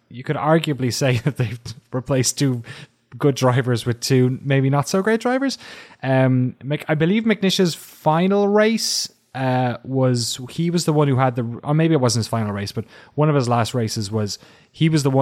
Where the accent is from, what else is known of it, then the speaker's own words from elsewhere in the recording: Belgium; also born or lived in Scotland; Um, although I am from Scotland, I was born and brought up in Belgium, where I was babysat as a child